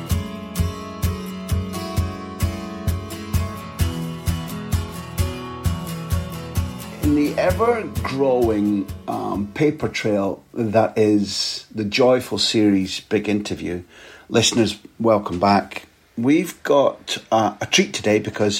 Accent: Aberdeen, Scotland, United Kingdom; when I was growing up in Aberdeen, which is in the cold northeast of Scotland

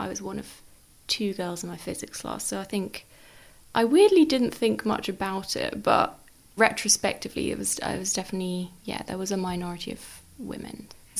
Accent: Worthing, South East England, United Kingdom; I'm from Worthing, so I went to school there, just my local school.

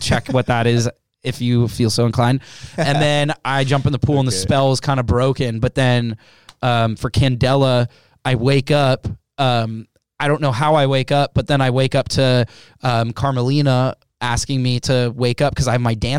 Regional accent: Los Angeles, California, United States; being a kid of divorced parents and growing up in Los Angeles

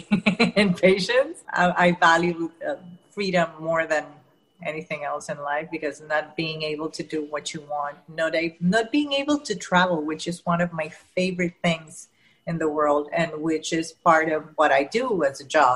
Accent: Panama; first language Spanish; English is a second language; I was born and raised in Panama

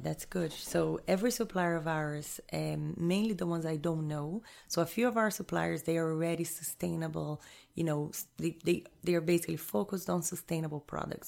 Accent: Rio de Janeiro, Brazil; moved away as an adult; also born or lived in Jamaica / Honduras / Panama; I was born and raised in Rio, in Brazil.

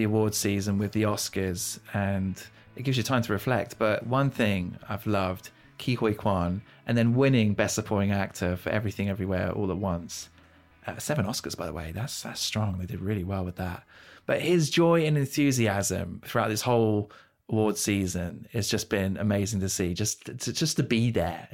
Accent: Hampshire, South East England, United Kingdom; I'm from Hampshire

